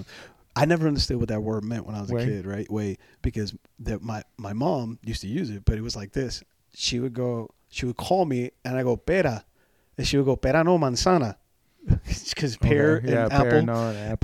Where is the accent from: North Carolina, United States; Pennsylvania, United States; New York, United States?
New York, United States; moved away; I'm a New Yorker